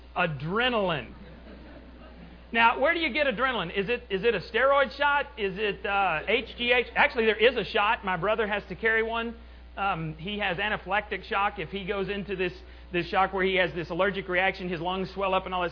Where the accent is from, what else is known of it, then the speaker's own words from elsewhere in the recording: Borger, Texas, United States; in Borger, my, my hometown where I grew up